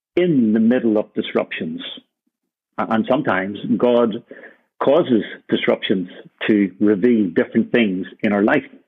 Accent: Ireland; also born or lived in Birmingham; now in Copenhagen, Denmark; for me as an Irishman

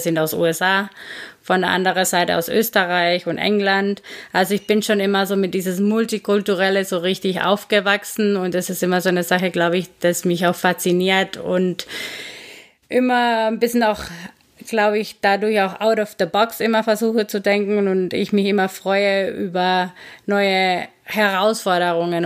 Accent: Guatemala; German is a second language; moved away as an adult; now in Karlsruhe, Germany; ich komme aus Guatemala ursprünglich, wohne seit zehn Jahren in Deutschland

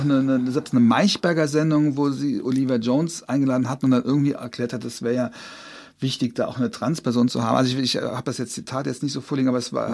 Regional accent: Trier, Rhineland-Palatinate, Germany; accent: Trierer; ich komme aus Trier

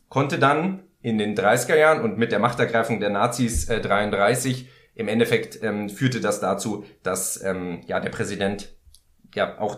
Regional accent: Baden-Württemberg, Germany; ich als Badener

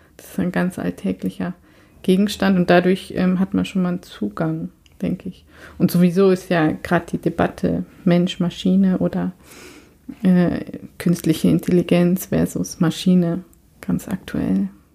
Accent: Germany; moved away as an adult; now in Sweden; ich bin ja tatsächlich in Deutschland zur Schule gegangen

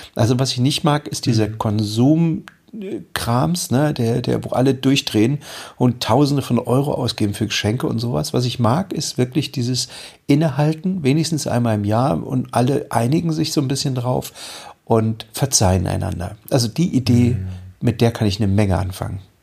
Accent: East Germany, Germany; ich bin in der DDR aufgewachsen.

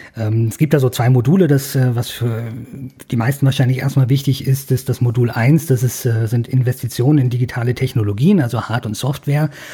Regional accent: Bavaria, Germany; bei uns in Bayern

